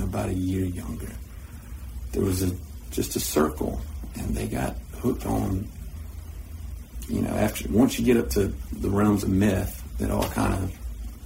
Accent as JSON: {"language": "English", "area": "Irwin County", "region": "Georgia", "country": "United States", "tie": "born or raised there", "said": "I grew up in Erwin County since the second grade"}